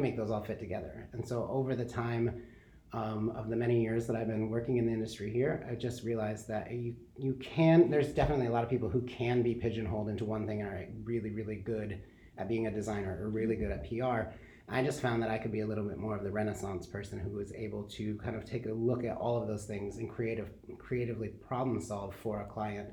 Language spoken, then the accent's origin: English; Kalamazoo, Michigan, United States; now in Grand Rapids, United States; I grew up in Kalamazoo